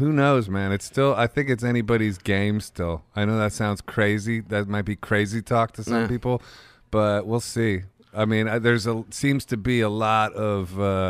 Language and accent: English; Ohio, United States; I'm from Ohio, by the way.